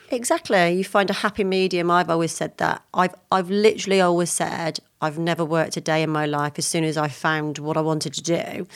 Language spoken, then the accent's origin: English; Lydney, South West England, United Kingdom; I was born in Forest Adeen in a small town called Lydney